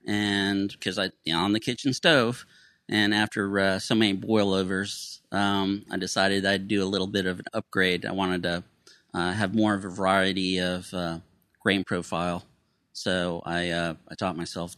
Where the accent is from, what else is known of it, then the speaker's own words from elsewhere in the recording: Tampa, Florida, United States; I'm from Tampa, Florida.